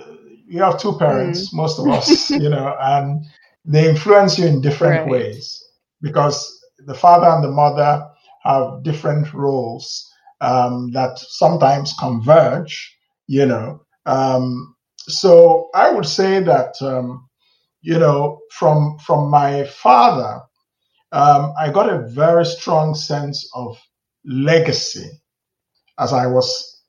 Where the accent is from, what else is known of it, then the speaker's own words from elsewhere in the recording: Nigeria; also born or lived in United States; So most of my life, actually, I grew up in Nigeria.